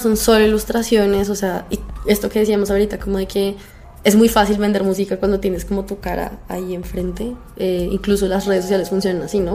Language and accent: Spanish; Colombia; yo soy de Colombia